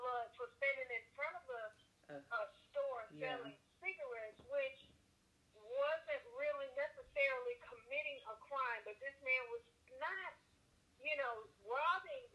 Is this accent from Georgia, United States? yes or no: yes; Georgia, United States; I'm from Georgia